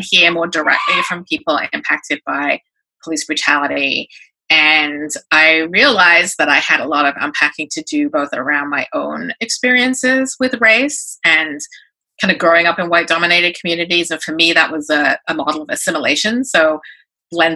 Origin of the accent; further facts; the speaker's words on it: England, United Kingdom; moved away as an adult; now in New York, United States; I'm a British-born Chinese-American, so I was an immigrant daughter of immigrant parents, grew up in England, came to New York when I right after high school